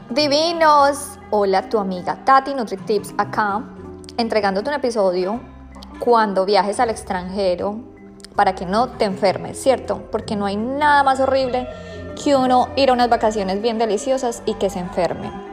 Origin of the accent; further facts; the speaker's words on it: Colombia; now in Australia; vengo de Colombia